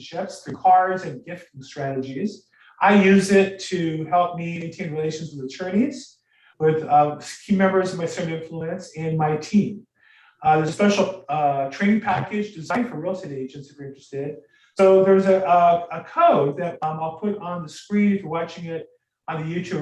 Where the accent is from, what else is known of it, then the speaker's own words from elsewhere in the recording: United States; I am American